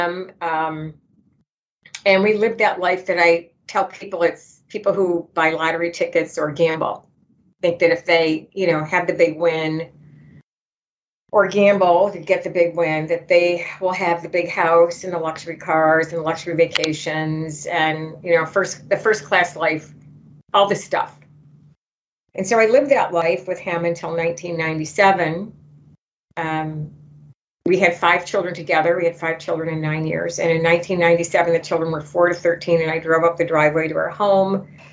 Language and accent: English; Grosse Pointe, Michigan, United States; I grew up in Grosse Pointe, Michigan